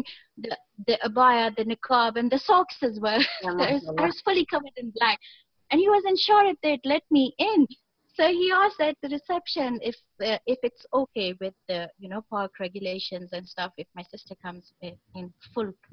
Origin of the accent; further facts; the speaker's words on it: Pakistan; I am a Pakistani myself